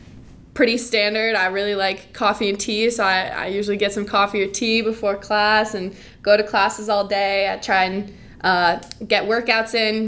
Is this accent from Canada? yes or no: no; south of Denver, Colorado, United States; So I grew up in Colorado, a little bit south of Denver. And now I go to CU Boulder.